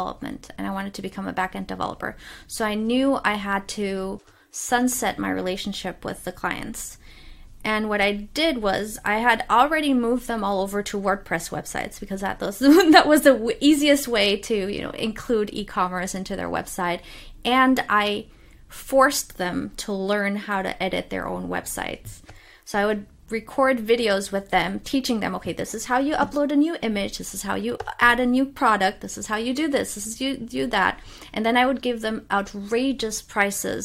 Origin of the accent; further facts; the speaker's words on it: Cologne, North Rhine-Westphalia, Germany; moved away; I had already been very isolated growing up in Cologne